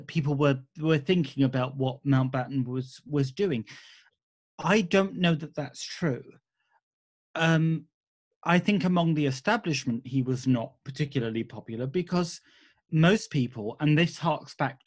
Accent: United Kingdom; we were as British people

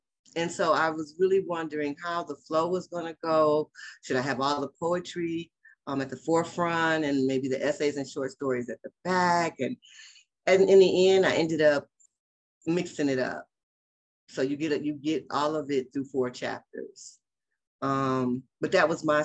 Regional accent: Detroit, Michigan, United States; also born or lived in Los Angeles, California; now in Las Vegas, United States; I always rep for my hometown

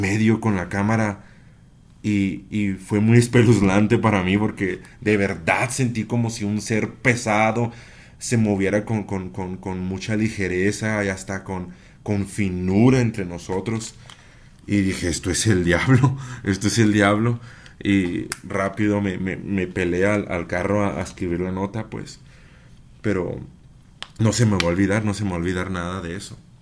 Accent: Chihuahua, Mexico; soy de Chihuahua Capital

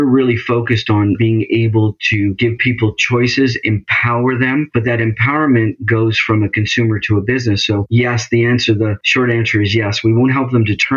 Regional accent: Canada; also born or lived in Toronto area; I'm in the Toronto area, so I'm Canadian.

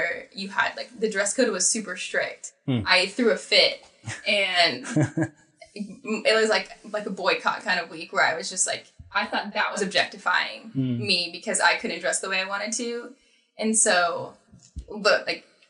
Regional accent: Southern Arizona, United States; I grew up in Southern Arizona

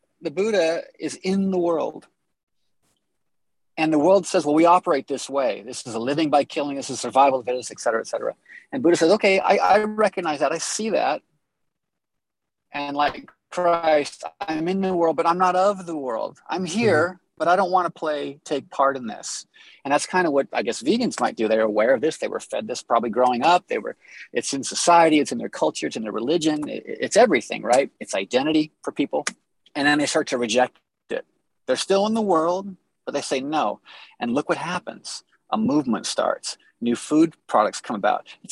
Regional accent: Los Angeles, California, United States; I was born and raised in Los Angeles

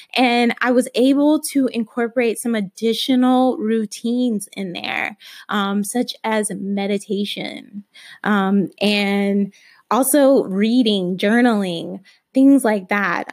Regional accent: Alabama, United States; I was raised in Alabama

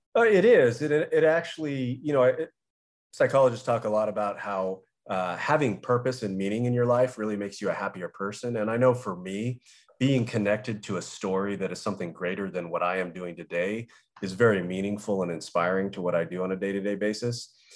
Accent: Southern California, United States; I grew up in Southern California

